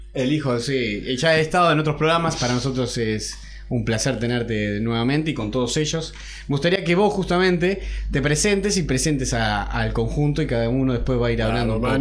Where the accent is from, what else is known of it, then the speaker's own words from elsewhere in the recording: Argentina; nosotros que somos argentinos